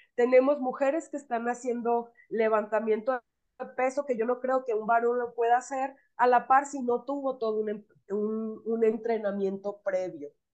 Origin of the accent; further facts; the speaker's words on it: Sinaloa, Mexico; soy de Sinaloa